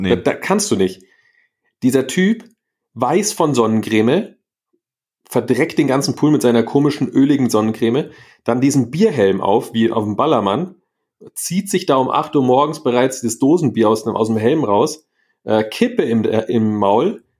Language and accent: German; Munich, Bavaria, Germany; aus, aus München, aus Deutschland